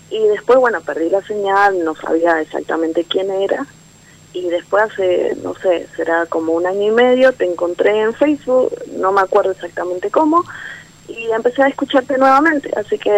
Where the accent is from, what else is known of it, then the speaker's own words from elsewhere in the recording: Mendoza, Argentina; Soy de Mendoza.